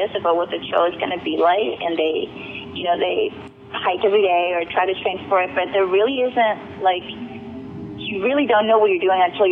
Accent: Chile; now in Georgia, United States; I'm originally from Chile.

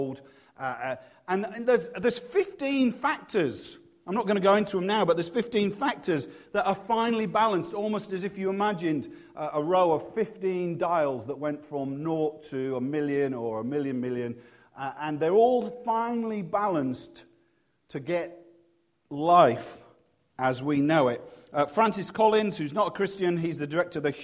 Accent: Leeds, Yorkshire and the Humber, United Kingdom; now in Cheltenham, United Kingdom; because I'm from Leeds, we didn't have a very big house

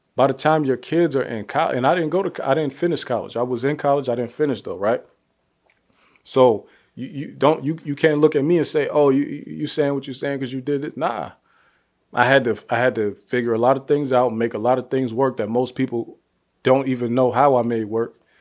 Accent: Youngstown, Ohio, United States; I'm from Youngstown, Ohio, one of the most impoverished cities in the country

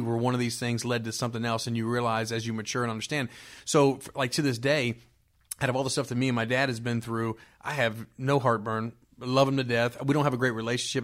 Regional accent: Miami, Florida, United States; now in Greensboro, United States; born and raised in Miami, Florida

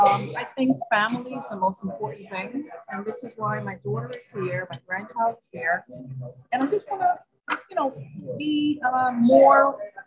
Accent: New York City, New York, United States; New York City, partly Queens.

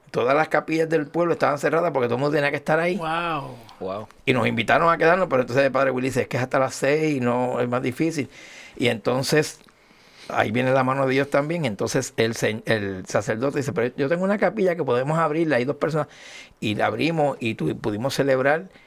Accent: Añasco, Puerto Rico; como decimos allá en mi pueblo de Añasco, yo llegué bompeado.

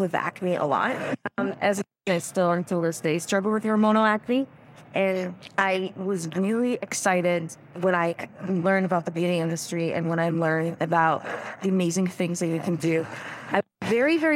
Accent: Israel; So I was actually born and raised in Israel

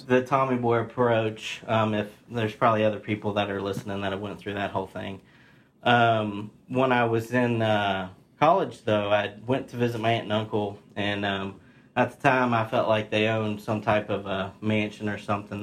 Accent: Ripley, West Virginia, United States; born and raised in uh, Ripley, West Virginia.

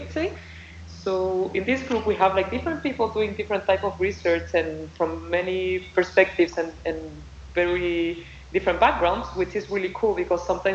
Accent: Chile; moved away as an adult; now in Cambridge, United States; I'm from Chile and I'm very Chilean

